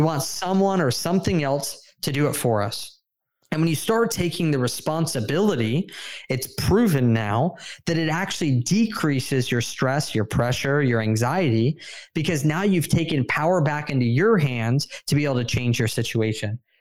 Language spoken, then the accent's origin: English; San Diego, California, United States; I moved down to San Diego, my hometown, with my wife